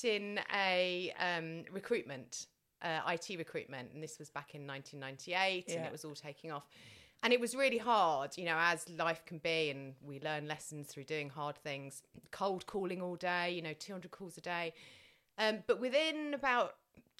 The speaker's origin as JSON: {"language": "English", "town": "Tunbridge Wells", "region": "South East England", "country": "United Kingdom", "tie": "born or raised there", "said": "I was brought up in Tunbridge Wells"}